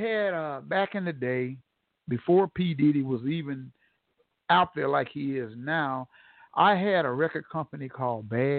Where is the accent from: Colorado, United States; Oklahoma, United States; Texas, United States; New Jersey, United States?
Oklahoma, United States; Tulsa; told them I'm from Tulsa, Oklahoma